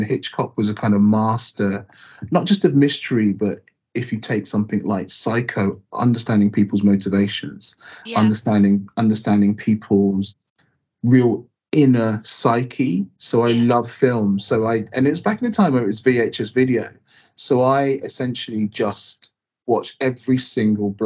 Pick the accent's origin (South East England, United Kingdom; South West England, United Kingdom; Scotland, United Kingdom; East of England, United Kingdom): South East England, United Kingdom; North Baddesley, near Southampton; also born or lived in Southampton / Micheldever Station, near Winchester; I was born in Southampton and grew up in a very small village, North Battersley, like only black family that I knew there